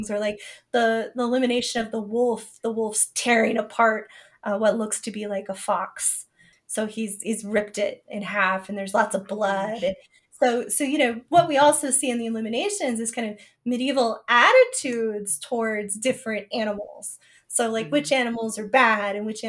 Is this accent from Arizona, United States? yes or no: yes; Southern Arizona, United States; I'm from Southern Arizona and we have javelina